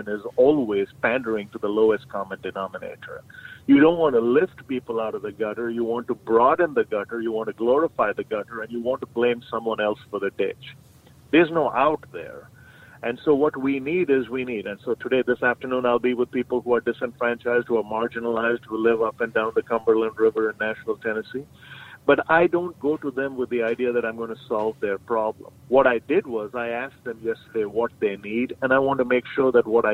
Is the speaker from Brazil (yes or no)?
no; India; moved away as an adult; now in United States; when I grew up in India